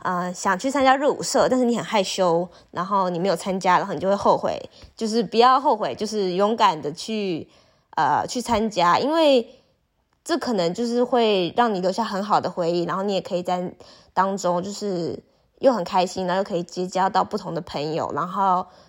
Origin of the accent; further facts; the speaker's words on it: Taiwan; first language Chinese; 我是国际交换生，我来自台湾